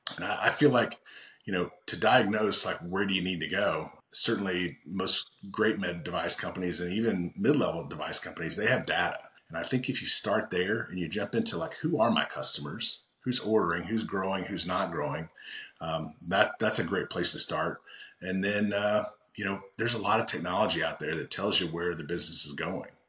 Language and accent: English; Oklahoma, United States; I'm from Oklahoma